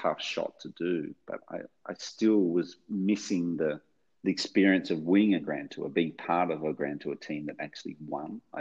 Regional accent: Australia; accent: Australian; my Australian accent

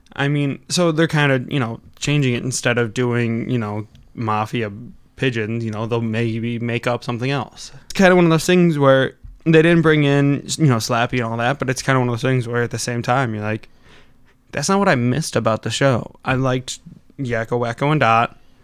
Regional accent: Wisconsin, United States; accent: Wisconsin; I've noticed with Wisconsin accents too, is we really kinda slur our talk

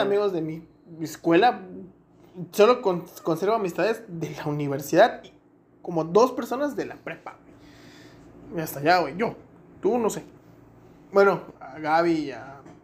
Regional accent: Mexico; como buen mexicano

